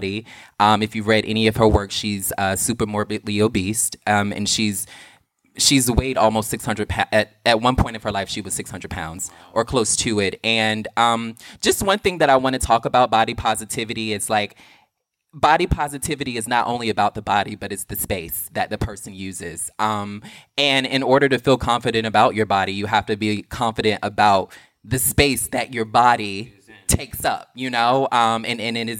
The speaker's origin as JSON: {"language": "English", "region": "the South", "country": "United States", "said": "I'm from the South"}